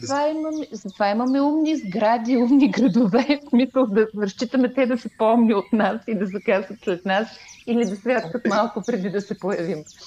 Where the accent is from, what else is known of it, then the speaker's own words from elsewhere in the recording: Stara Zagora, Stara Zagora Province, Bulgaria; аз съм от Стара Загора